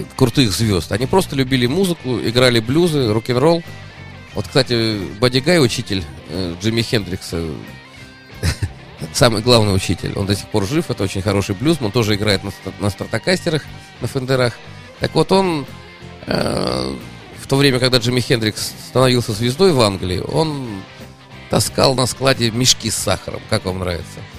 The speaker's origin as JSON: {"language": "Russian", "region": "Saint Petersburg", "country": "Russia", "said": "как питерский житель"}